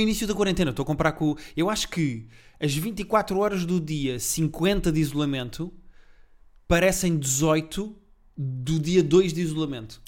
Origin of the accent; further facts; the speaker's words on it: Portugal; sou português